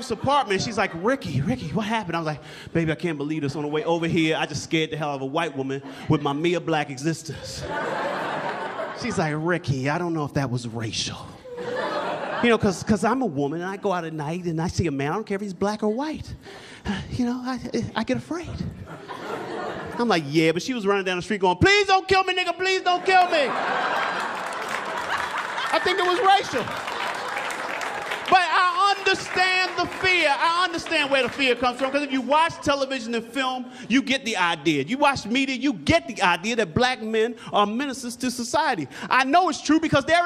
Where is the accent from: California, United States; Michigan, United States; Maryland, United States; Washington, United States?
Maryland, United States; Baltimore; moved away; I'm originally from Baltimore, Maryland